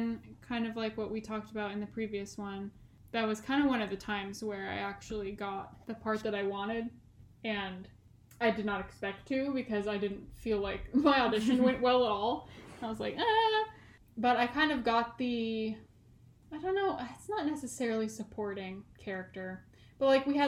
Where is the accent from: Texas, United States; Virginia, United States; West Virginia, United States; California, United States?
California, United States; accent: Californian